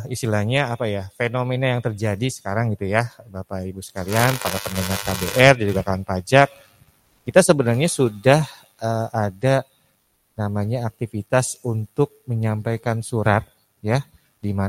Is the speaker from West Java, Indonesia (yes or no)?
yes; Bogor, West Java, Indonesia; salam orang Bogor, saya juga orang Bogor Bu Susi.